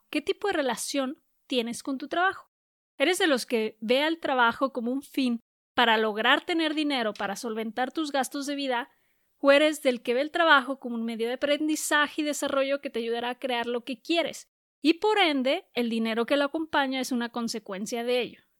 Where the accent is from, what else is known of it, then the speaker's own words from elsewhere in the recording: Guadalajara, Jalisco, Mexico; que queda como a cuatro horas y media de Guadalajara, que es de donde soy